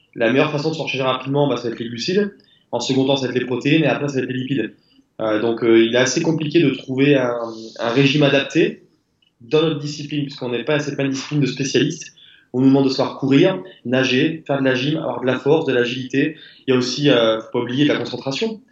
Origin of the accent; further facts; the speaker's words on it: France; on est français.